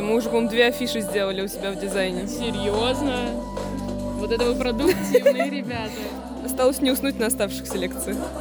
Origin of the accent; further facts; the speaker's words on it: Saratov, Saratov Oblast, Russia; я из Саратова, учусь